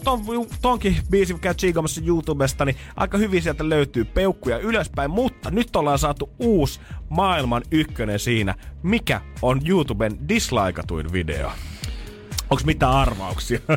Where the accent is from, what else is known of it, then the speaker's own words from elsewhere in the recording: Helsinki, Uusimaa, Finland; mä oon stadilaisena